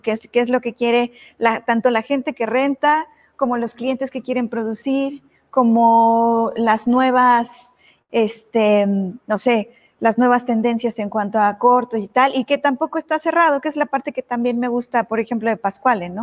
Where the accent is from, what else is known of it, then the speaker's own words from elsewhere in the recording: Puebla, Mexico; yo soy poblana, o sea, yo nací, crecí aquí